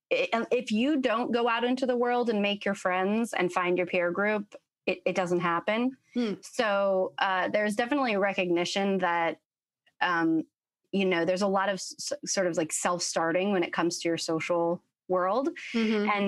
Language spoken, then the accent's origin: English; Middlebury, Vermont, United States; also born or lived in Florence, Italy; I grew up uh, in sort of a combination of three places. I was born in Middlebury, Vermont, uh, raised mostly between Middlebury and Florence, Italy. My family's super Italian.